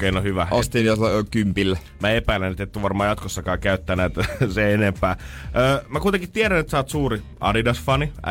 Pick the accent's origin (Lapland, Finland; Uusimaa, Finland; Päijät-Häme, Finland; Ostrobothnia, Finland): Ostrobothnia, Finland; Silloin kun minä kasvoin Pohjanmaalla, niin siellä ei mitään kahta hupparia käytetty päällekkäin.